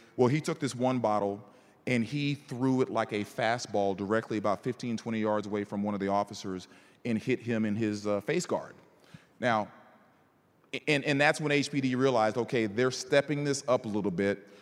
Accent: College Station, Texas, United States; also born or lived in Northern Virginia; now in Houston, United States; I was raised in Bryan College Station

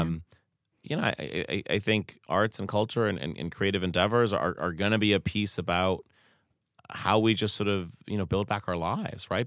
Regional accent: Truro, Massachusetts, United States; growing up in Truro

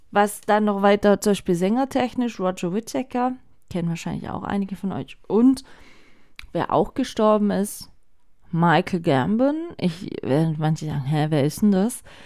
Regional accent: Germany; bei uns in Deutschland

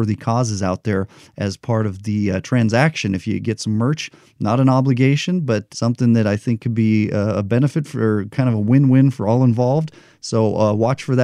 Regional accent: Albuquerque, New Mexico, United States; now in Las Vegas, United States; Albuquerque, my hometown

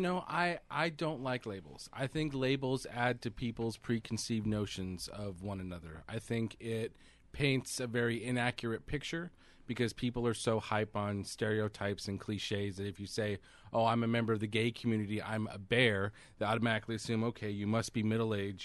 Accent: Central California, United States; I grew up in Central California

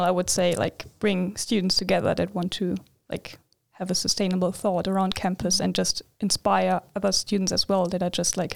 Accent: Germany; moved away as an adult; now in Linköping, Sweden; Um, I'm from Germany originally, and I've started to study here in Linköping in August 2021.

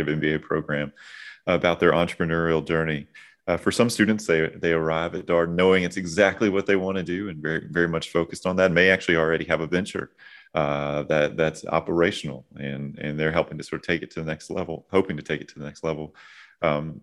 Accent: North Carolina, United States; My home state of North Carolina

